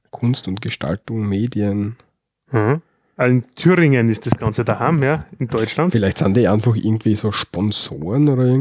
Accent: Austria; was man bei uns in Österreich macht.

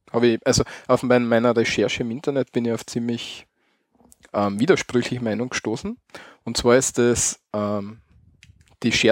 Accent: Styria, Austria; Bei uns in der Steiermark versteht man als Most ähm, eigentlich den Apfelsaft, den vergorenen genau

